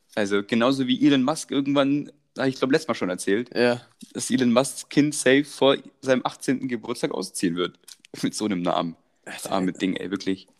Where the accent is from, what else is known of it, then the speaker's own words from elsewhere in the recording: Croatia; moved away; Ich werde da unten geboren in Kroatien